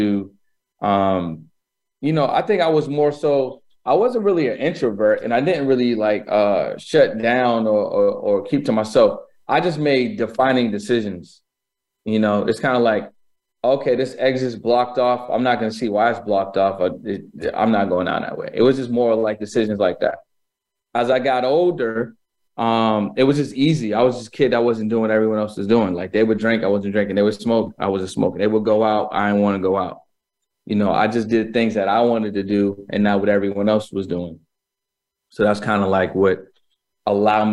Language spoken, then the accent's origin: English; Boston, Massachusetts, United States; I was born in Boston, Massachusetts